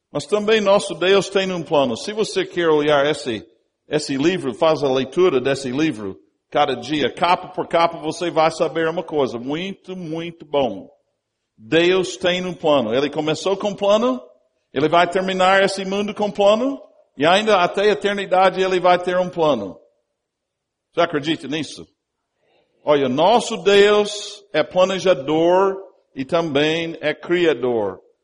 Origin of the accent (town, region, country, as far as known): United States; Portuguese is a second language; also born or lived in Brazil